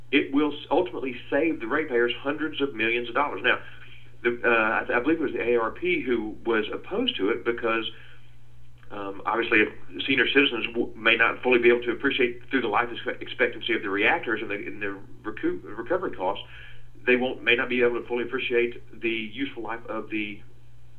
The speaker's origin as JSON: {"language": "English", "town": "Calhoun", "region": "Georgia", "country": "United States", "tie": "born or raised there", "said": "I grew up in Calhoun up in North Georgia"}